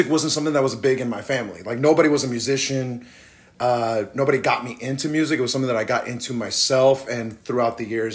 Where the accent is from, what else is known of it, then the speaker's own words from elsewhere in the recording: Riverside, California, United States; I'm from Riverside, California.